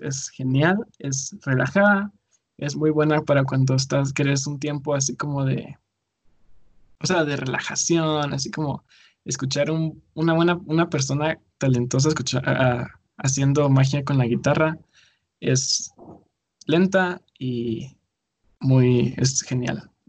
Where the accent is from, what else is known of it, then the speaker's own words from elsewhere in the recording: Guatemala; me identifico como guatemalteco como culturalmente